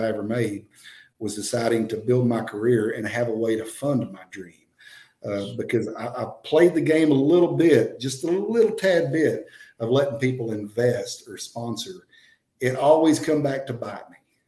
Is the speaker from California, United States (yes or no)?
no; Rising Star, Texas, United States; my hometown, Rising Star, Texas